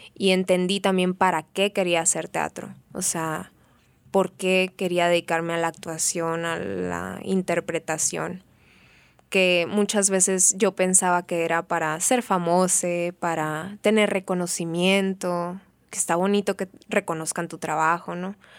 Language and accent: Spanish; Benjamín Hill, Sonora, Mexico; also born or lived in Hermosillo / Mexico City; Yo crecí en un pueblo, en Benjamin Hill, Sonora, un pueblo ferrocarrilero